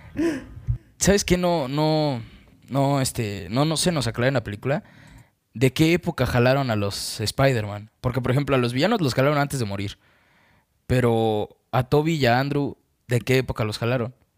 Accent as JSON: {"language": "Spanish", "country": "Mexico", "said": "soy mexicano"}